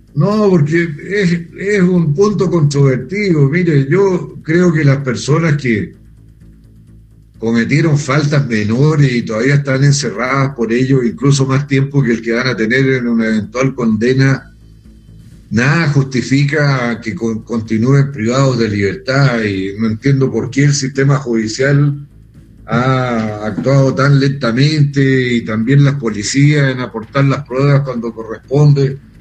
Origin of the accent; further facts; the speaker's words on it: Chile; yo soy chileno